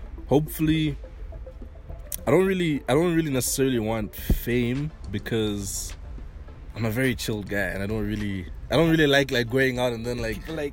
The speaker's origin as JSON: {"language": "English", "country": "Malawi", "said": "we're from Malawi, so as Malawians"}